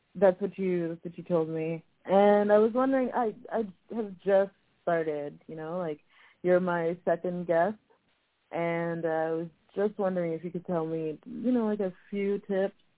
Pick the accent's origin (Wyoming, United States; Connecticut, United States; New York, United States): New York, United States; New York City; I'm from New York City